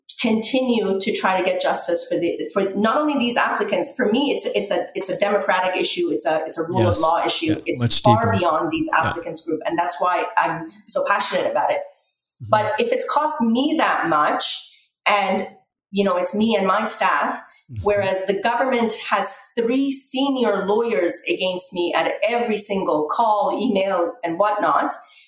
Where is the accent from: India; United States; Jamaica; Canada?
Canada; It's unfortunate and difficult as a Canadian to be in a position where I think that that's what's happening with our government as well.